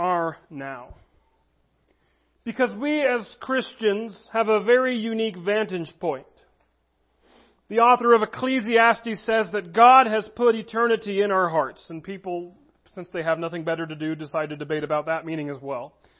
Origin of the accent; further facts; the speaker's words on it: United States; as American citizens